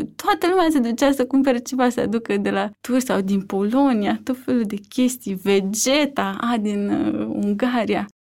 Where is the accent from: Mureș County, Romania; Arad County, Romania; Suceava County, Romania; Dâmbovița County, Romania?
Dâmbovița County, Romania; Vulcana-Pandele; also born or lived in Târgoviște / Barcelona; Sunt nu din Târgoviște, dar uh, am crescut uh, în Vulcana Pandele, într-un sat lângă Târgoviște, până la 8 ani.